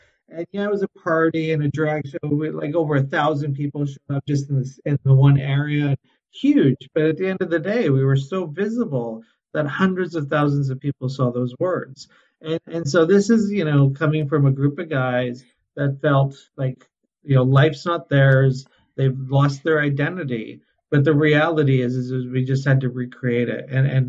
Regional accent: Vancouver, British Columbia, Canada; And I remember going to Portugal, and I'm from Vancouver, and I'm on stakeholder groups, and I'm involved.

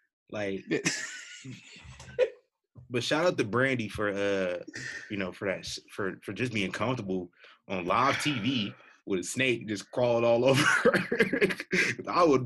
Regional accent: Omaha, Nebraska, United States; now in Las Vegas, United States; I'm from the Midwest.

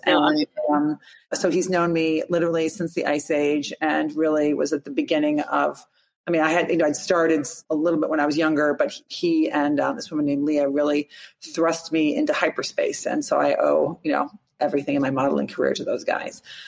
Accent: Rockford, Illinois, United States; I'm from Rockford, Illinois, which is actually 90 miles northwest of Chicago

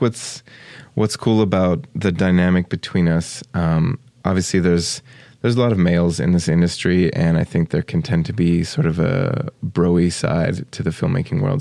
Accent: Australia; moved away as an adult; also born or lived in United States; now in St. Paul, United States; my parents moved to Australia when I was two. Uh, and I grew up there. I was there for 19 years and then came back to the States

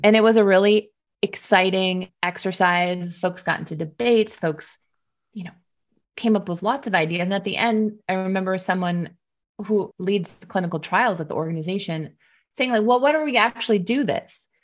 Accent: Detroit, Michigan, United States; I was working in Detroit, my hometown

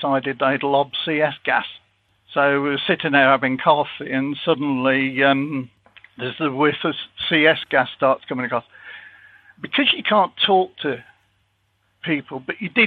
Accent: Leicester, East Midlands, United Kingdom; I come from Leicester

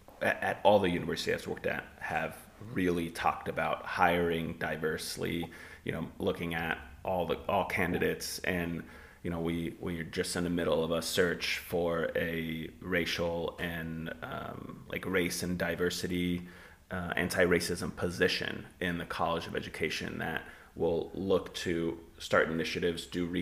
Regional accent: California, United States; when I grew up in Southern California, I thought it was very, very racially diverse

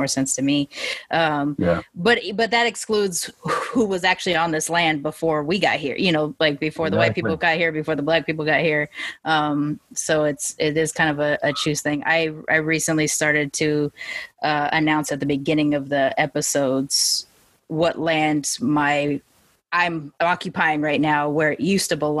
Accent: United States; I'm from America

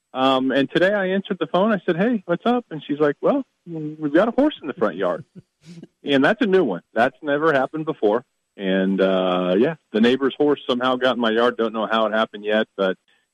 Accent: West Branch, Iowa, United States; moved away; also born or lived in Kansas City; we moved to West Branch, my hometown, in 2000

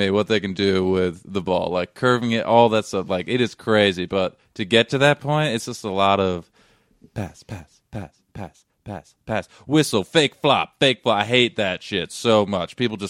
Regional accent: New England, United States; I'm from New England

